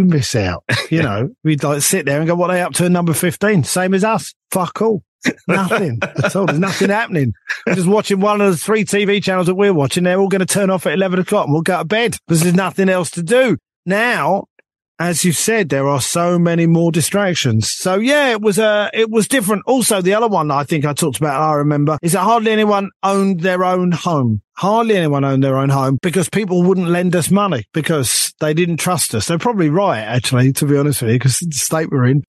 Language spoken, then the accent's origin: English; London, United Kingdom; this young kid growing up, this young Jewish kid, me, right, growing up in North London